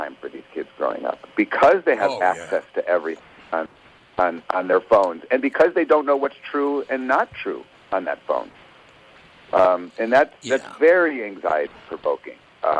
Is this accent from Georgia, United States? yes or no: no; Thousand Oaks, California, United States; We're from Thousand Oaks, California. We had one in our neighborhood